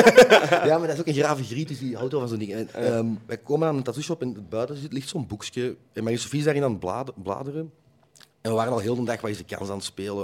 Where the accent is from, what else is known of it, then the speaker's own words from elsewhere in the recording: Westerlo, Flanders, Belgium; bij ons in Westerlo de Tongelosse dorpsfeesten